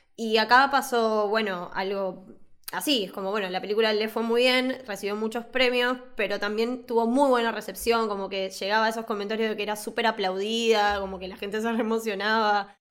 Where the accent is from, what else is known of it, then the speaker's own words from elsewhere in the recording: Buenos Aires, Argentina; al de Devoto, que es, aparte del cine del barrio que fui toda mi vida